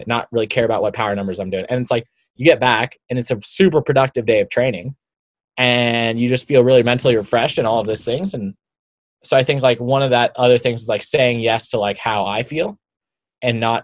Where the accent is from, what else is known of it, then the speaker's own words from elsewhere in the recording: Boulder, Colorado, United States; I grew up in Boulder. I went to college here.